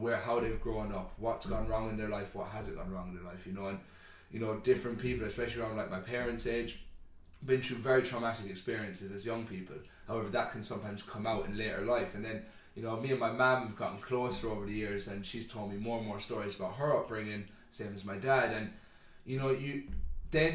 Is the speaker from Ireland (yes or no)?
yes; Ireland; growing up in Ireland, you're used to funerals every feckin' weekend